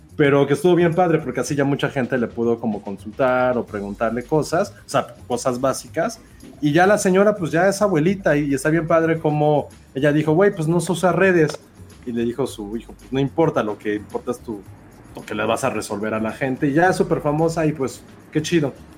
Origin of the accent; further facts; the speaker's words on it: Mexico; Somos muy malos mexicanos